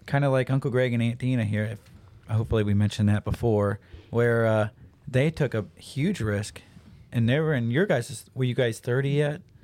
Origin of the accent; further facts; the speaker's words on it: Troy, Ohio, United States; I am from Troy. So, Troy is, I don't, a bigger town here in Ohio